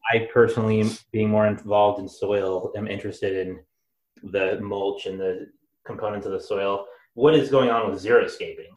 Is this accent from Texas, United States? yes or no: no; Seattle, Washington, United States; moved away; I'm from Seattle